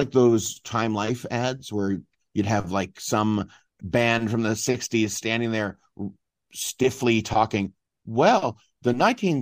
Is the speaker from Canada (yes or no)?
yes; Ontario, Canada; growing up in Ontario